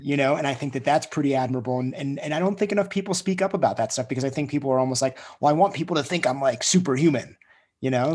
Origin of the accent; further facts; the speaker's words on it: United States; I grew up in Lake Tahoe